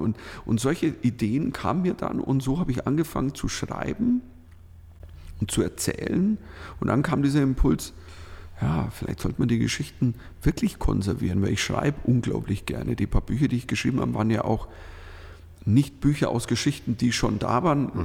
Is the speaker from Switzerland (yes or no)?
yes; Switzerland; also born or lived in Northern Germany; now in Germany; du als Schweizer in Deutschland